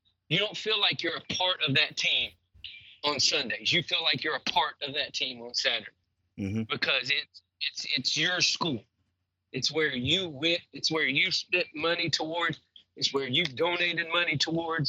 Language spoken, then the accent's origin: English; the South, United States; I'm from the South